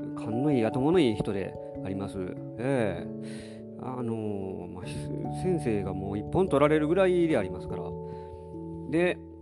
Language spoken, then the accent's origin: Japanese; Nara, Japan; 私は奈良に育ち